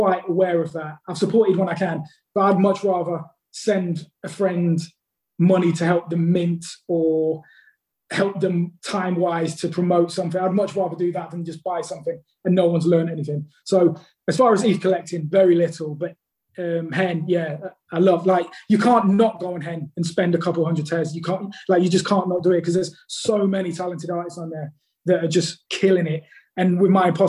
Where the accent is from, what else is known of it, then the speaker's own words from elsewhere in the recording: London, United Kingdom; now in Staffordshire, United Kingdom; I'm from London originally, but I moved like 180 miles north. It's like in the Midlands. It's Staffordshire.